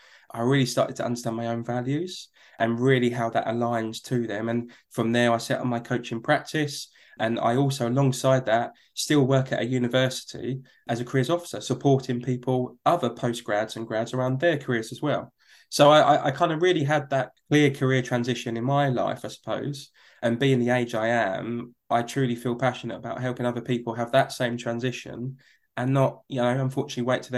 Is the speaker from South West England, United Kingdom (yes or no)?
no; London, United Kingdom; accent: Cockney; where we were born and where I grew up was a place called East London, in particular near a place called Hackney.